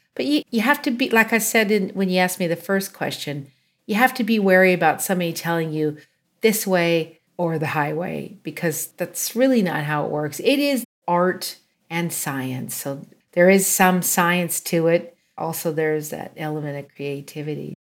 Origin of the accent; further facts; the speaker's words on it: a small town just outside of Chico, California, United States; I grew up in a small town just outside of um, Chico